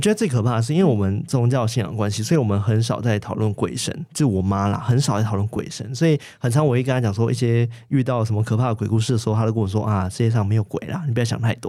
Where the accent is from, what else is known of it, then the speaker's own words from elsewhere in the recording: Malaysia; now in Taiwan; 因为我是马来西亚人，然后那时候我们也是一样是华人嘛，所以一样会有鬼月